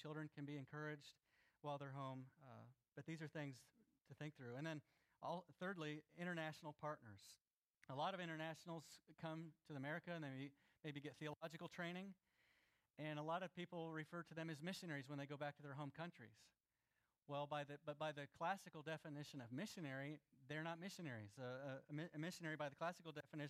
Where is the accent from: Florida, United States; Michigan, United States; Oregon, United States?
Florida, United States; I grew up in Florida